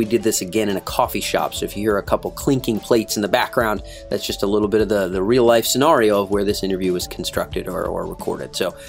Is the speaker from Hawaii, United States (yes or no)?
no; Wakefield, Rhode Island, United States; moved away; happens to be from my very small state of Rhode Island. I'm from Wakefield.